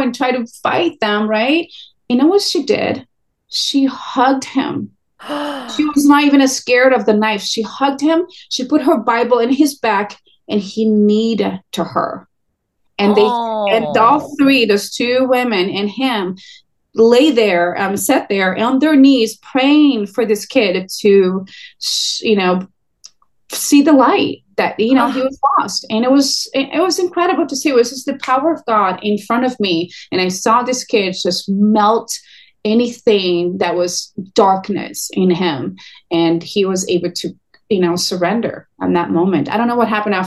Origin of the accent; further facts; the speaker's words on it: Brazil; now in California, United States; I'm Brazilian. I'm from Brazil originally.